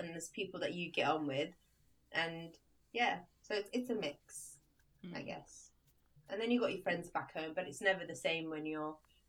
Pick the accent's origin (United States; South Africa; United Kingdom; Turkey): United Kingdom; also born or lived in Libya; the UK is where I was brought up. It's where I went to, like, all my primary school, secondary school, university, my first job, all in the UK.